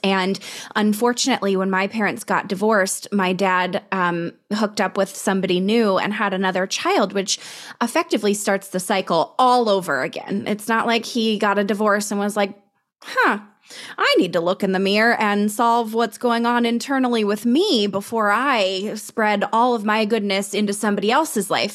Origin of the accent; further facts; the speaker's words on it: Colorado, United States; we're both from Colorado